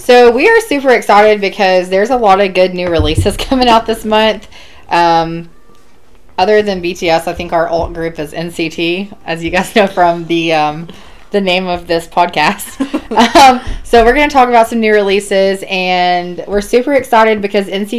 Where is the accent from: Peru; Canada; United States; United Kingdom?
United States; the South; we are from the South